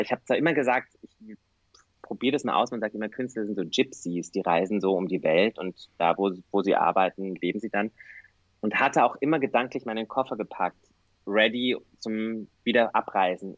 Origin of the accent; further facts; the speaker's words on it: Bavaria, Germany; moved away as an adult; now in Vienna, Austria; Ich komme aus Süddeutschland.